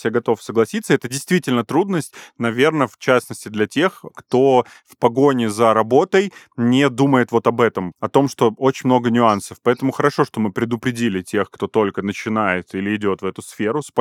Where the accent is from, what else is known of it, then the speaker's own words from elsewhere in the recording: Armenia; Тань, я вам как армянин скажу